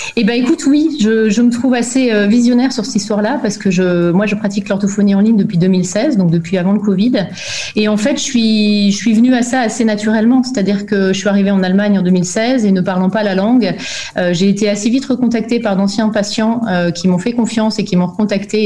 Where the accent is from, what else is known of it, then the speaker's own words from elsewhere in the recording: France; moved away as an adult; also born or lived in Belgium; now in Germany; je suis née en Belgique en 1977, hein, tu sauras tout. Euh, et mes parents ont déménagé en France quand j'avais 7 ans. Donc j'ai fait tout mon parcours scolaire en France